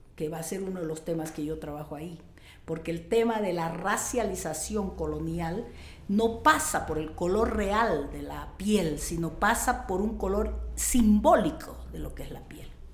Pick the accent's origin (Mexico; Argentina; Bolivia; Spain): Bolivia; Riberalta, Beni; me pusieron el nombre del hospital donde yo nací